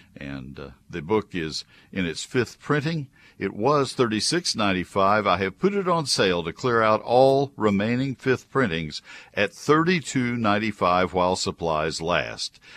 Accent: College Station, Texas, United States; now in McKinney, United States; I grew up in College Station

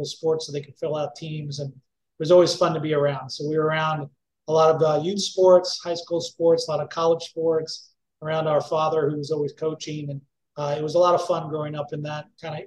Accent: Kirksville, Missouri, United States; moved away; also born or lived in Utah / Madison, Wisconsin; we ended up moving back to Kirksville when I was about 7 years old, and really grew up our more informative years, grade school, high school, and some of my older brother's college in Missouri at that time

